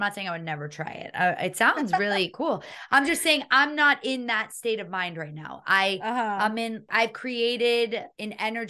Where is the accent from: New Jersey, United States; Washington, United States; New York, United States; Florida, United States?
Florida, United States; Miami; I don't know about in your household, but I grew up in a house where everybody got shit done. Living in Miami.